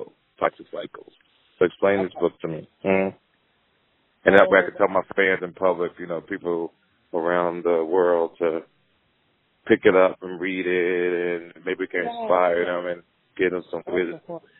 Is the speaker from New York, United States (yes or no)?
no; Jersey City, New Jersey, United States; So I grew up in Jersey City, New Jersey, went to a public school, got a master's degree, right?